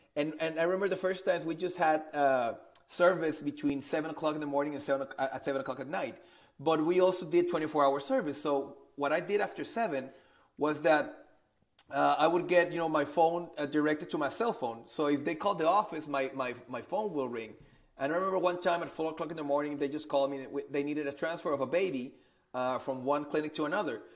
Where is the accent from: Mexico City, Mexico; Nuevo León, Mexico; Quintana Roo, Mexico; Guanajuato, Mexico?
Nuevo León, Mexico; Monterrey; I'm originally from Monterrey, Mexico. So I've been uh, I've been living in, in Mexico for, for all my life